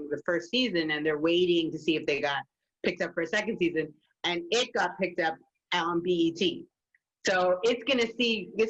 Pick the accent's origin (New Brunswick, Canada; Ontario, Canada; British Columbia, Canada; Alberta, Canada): Ontario, Canada; Toronto; moved away as an adult; now in New York, United States; You didn't see brown faces on the screen in Toronto as I was coming up.